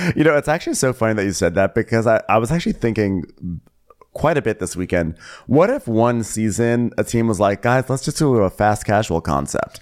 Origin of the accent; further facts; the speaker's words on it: New York, United States; New York, my home state